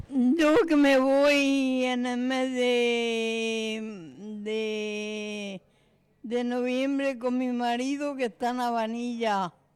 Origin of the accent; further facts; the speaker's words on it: Puerto Lumbreras, Region of Murcia, Spain; soy de Portelumbrera